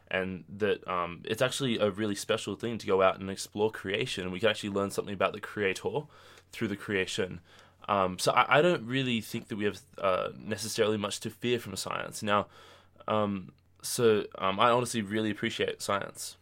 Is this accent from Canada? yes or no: no; Australia; moved away as an adult; now in United States; I'm from Australia